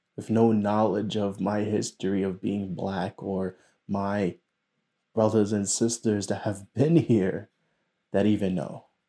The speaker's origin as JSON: {"language": "English", "country": "United States", "tie": "born or raised there", "said": "It is a curse and a blessing to be born here. My parents are from South America."}